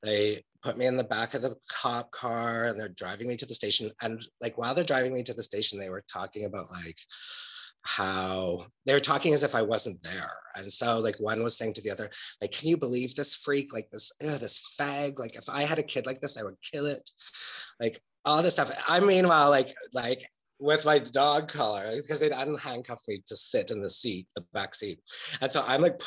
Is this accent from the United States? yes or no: no; Edmonton, Alberta, Canada; also born or lived in Germany; now in Berlin, Germany; growing up in Edmonton in those times